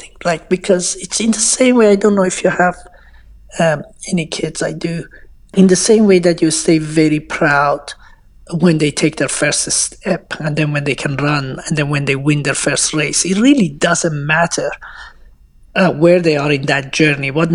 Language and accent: English; Iran; moved away; I was an Iranian refugee